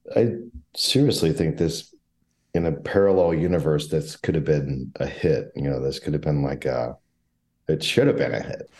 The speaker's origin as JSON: {"language": "English", "town": "St. Louis", "region": "Missouri", "country": "United States", "tie": "born or raised there", "moved": "yes", "lives_now": "Chicago, United States", "said": "I grew up in the St. Louis area."}